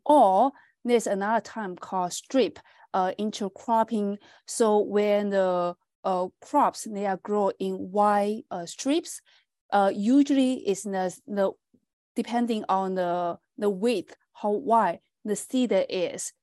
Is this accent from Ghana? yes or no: no; China; moved away as an adult; also born or lived in Nova Scotia, Canada / Saskatchewan, Canada; now in Canada; I'm from China, and I finished my bachelor degree from Fujian Agriculture and Forestry University in China.